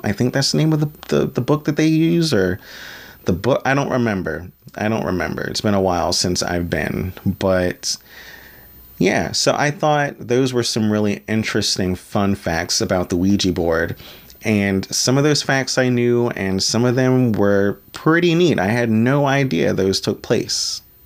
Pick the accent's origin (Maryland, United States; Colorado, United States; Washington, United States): Maryland, United States; as a fellow Marylander born and bred myself